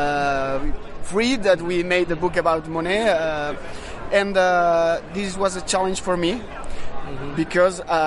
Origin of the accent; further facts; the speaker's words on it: Catalonia, Spain; I'm coming from Catalonia, Spain